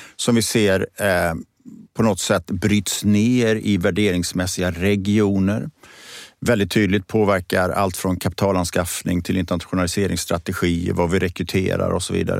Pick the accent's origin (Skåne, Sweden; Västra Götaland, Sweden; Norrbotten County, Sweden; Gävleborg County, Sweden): Västra Götaland, Sweden; Borås; moved away; also born or lived in Gothenburg; jag är född och uppvuxen i Borås, i Teko-Sverige